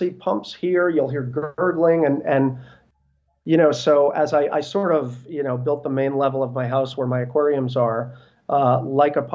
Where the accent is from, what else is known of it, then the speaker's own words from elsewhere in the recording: New Jersey, United States; also born or lived in Brooklyn, New York / South America; now in Northern Virginia, United States; I was born in Brooklyn. I grew up in North Jersey, but I've been in the DC area now